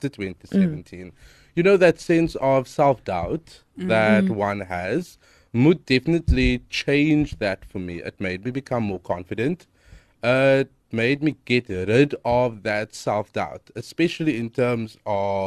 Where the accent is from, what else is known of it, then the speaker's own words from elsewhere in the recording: Cape Town, Western Cape, South Africa; I'm from Hanover Park.